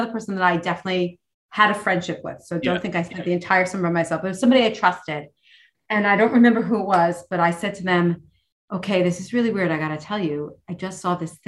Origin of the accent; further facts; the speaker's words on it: New York City, New York, United States; I'm a girl from New York City